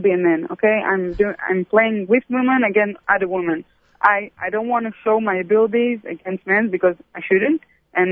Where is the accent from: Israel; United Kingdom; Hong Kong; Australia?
Israel; also born or lived in Brussels, Belgium; I grew up in Ancelia